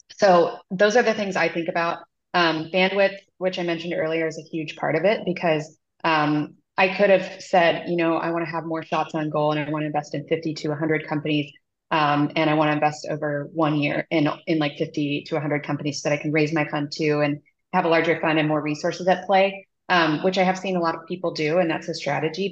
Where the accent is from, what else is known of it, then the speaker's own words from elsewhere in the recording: Midwest, United States; moved away as an adult; now in San Francisco, United States; I grew up in the Midwest and ended up moving out here for my job